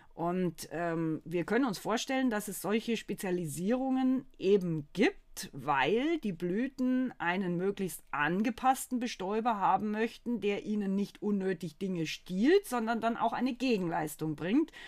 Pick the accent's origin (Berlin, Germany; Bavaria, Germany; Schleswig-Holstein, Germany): Bavaria, Germany; moved away as an adult; also born or lived in Baden-Württemberg; now in North Rhine-Westphalia, Germany; Ich komme ja aus Bayern.